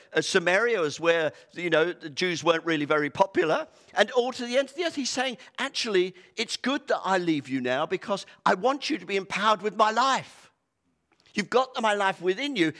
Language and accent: English; United Kingdom; we're so British